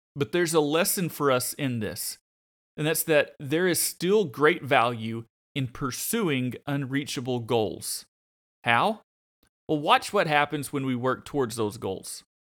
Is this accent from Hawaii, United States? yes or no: no; Arkansas, United States; I'm from Arkansas